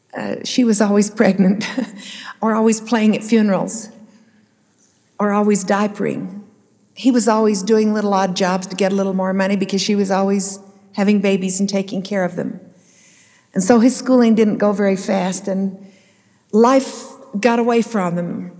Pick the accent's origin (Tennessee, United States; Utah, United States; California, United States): Utah, United States; Salt Lake City; I grew up in Salt Lake City on Capitol Hill